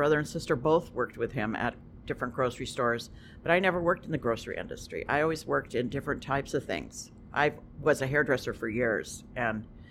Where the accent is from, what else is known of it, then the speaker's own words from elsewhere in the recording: Portland, Oregon, United States; moved away; also born or lived in Canby, Oregon / Westport, Washington; I went to high school in Portland, though, Portland, Oregon. Spent most of my life in Portland, Oregon.